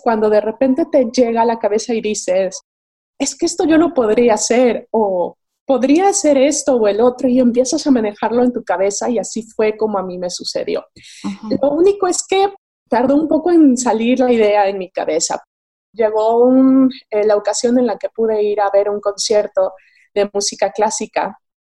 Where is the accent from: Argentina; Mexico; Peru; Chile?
Mexico; moved away as an adult; now in Madrid, Spain; soy mexicana, vivo en Madrid desde hace 10 años